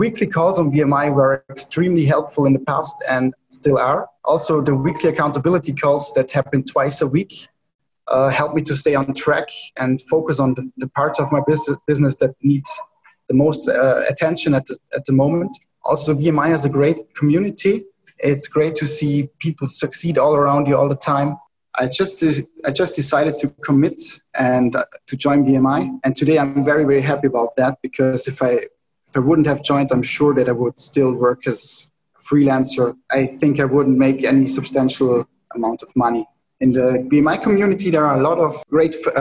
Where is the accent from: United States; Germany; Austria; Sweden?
Austria; I'm from Austria